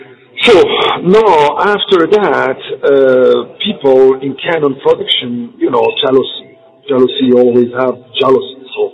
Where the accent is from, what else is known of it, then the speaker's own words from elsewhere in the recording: Belgium; also born or lived in Morocco; But actually, originally I'm from Morocco. So, and I grew up in Belgium.